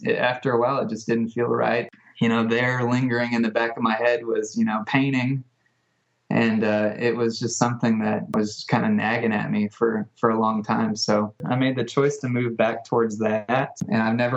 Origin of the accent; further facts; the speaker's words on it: Jonesboro, Arkansas, United States; I'm from Jonesboro, Arkansas. I've lived here pretty much my whole life.